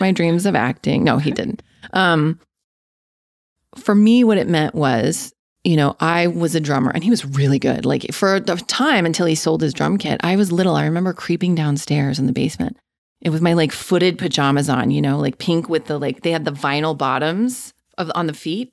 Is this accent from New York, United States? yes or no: no; Denver, Colorado, United States; also born or lived in Castle Rock, Colorado; I was born and raised in Denver, Colorado, in a suburb. Um, I lived the first nine years of my life in Castle Rock, which is south of Denver